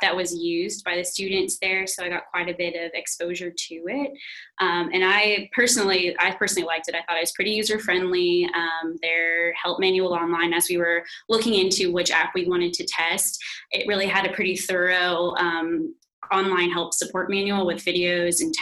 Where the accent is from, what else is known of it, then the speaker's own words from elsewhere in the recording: Temple, Texas, United States; now in Virginia, United States; I'm from Temple, Texas